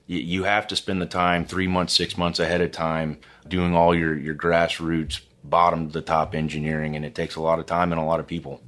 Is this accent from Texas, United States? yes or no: yes; Houston, Texas, United States; also born or lived in Austin, Texas; I grew up in Houston, Texas.